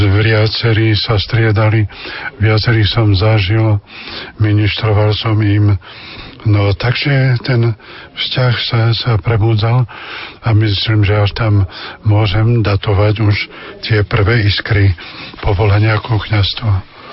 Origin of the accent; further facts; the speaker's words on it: Spišské Vlachy, Košice Region, Slovakia; moved away as an adult; also born or lived in Levoča / Hnilec / Zázrivá / Tvrdošín; u nás vo Vlachov bol taký nepísaný zákon, že chlapec mohol ministrovať až keď bol na prvom svetom príjmaní, teda po druhej triede, tak aj ja som hneď začal ministrovať